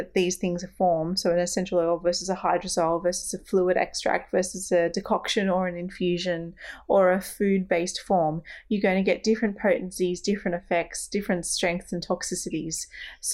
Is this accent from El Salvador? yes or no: no; Australia; we're Australian